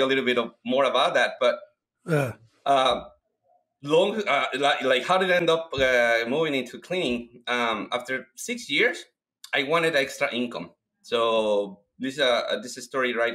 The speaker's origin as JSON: {"language": "English", "country": "Mexico", "second_language": "English", "moved": "as an adult", "lives_now": "Washington, United States", "said": "I moved from Mexico back in 2001. I came here because I needed some money to go back to Mexico and finish my mechanic engineering career."}